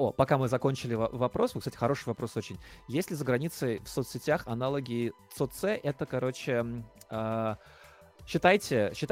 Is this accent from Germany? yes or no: no; Latvia; хоть я из Латвии